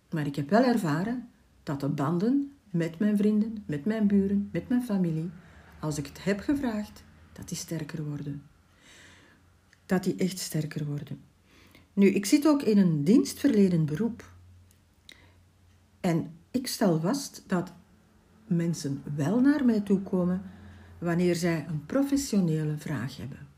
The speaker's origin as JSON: {"language": "Dutch", "town": "Ghent", "region": "Flanders", "country": "Belgium", "tie": "born or raised there", "said": "Ik ben geboren in Gent"}